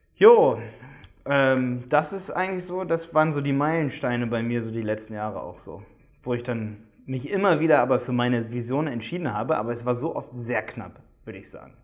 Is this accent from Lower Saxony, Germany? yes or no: yes; Hildesheim, Lower Saxony, Germany; moved away as an adult; now in Dresden, Germany; Wir kommen alle aus Hildesheim bei Hannover